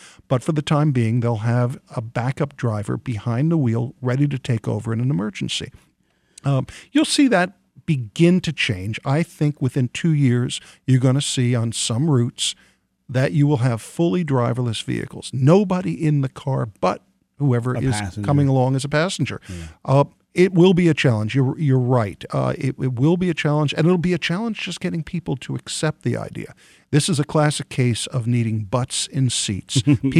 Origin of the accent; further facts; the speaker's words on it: New York, United States; I'm from New York and originally